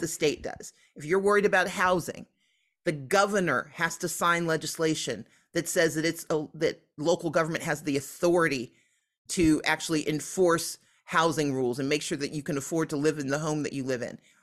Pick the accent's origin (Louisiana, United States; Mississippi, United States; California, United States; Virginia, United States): Mississippi, United States; now in Georgia, United States; I grew up in Mississippi